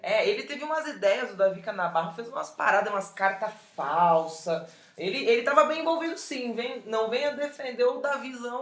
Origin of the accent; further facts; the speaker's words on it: Porto Alegre, Rio Grande do Sul, Brazil; Sou de Porto Alegre, sou gaúcha também, vesti a prenda ali muito, dancei muito CTG ali no, no, no 20 de setembro